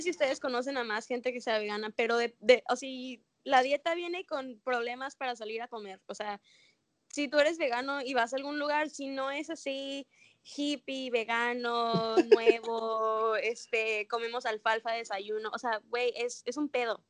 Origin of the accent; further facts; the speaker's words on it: Mexico; moved away as an adult; also born or lived in Mérida, Yucatán, Mexico; now in Australia; yo nací en México